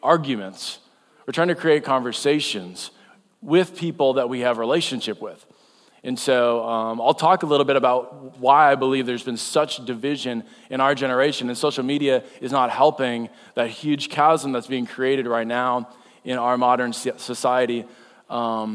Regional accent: North Dakota, United States; now in Iowa, United States; I'm from North Dakota, and so that means I heard there was a blizzard and me and my son went ice fishing. That's what you do in North Dakota

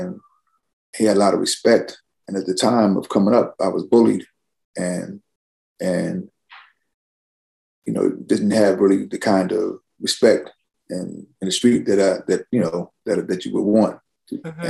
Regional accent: New Jersey, United States; also born or lived in Camden, New Jersey / Bristol / Newark, New Jersey / Vineland, New Jersey; I was born in Camden, raised in part Bristol, part Newark, New Jersey

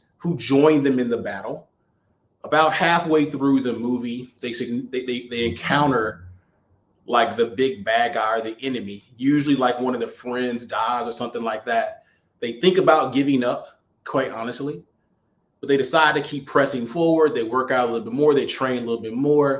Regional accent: Alabama, United States; now in Atlanta, United States; I'm coming back from Alabama, where I'm originally from

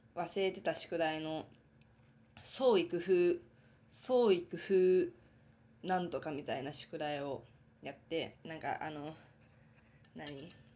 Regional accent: Hokkaido, Japan; now in Tokyo, Japan; 私は生まれも育ちも北海道なので

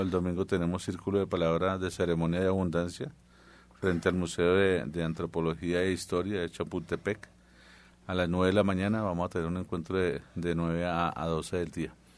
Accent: central Colombia, Colombia; yo soy del centro de Colombia

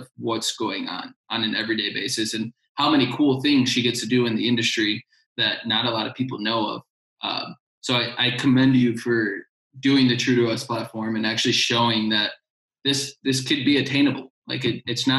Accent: Chicago, Illinois, United States; I'm originally from Chicago, so there's a part in Chicago called Humboldt Park that's basically little Puerto Rico.

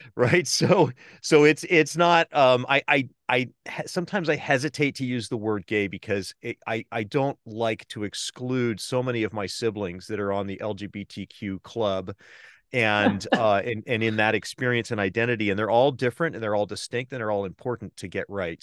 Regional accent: Southern California, United States; moved away as an adult; also born or lived in East Bay, San Francisco Bay Area; now in San Francisco Bay Area, United States; I grew up in Southern California.

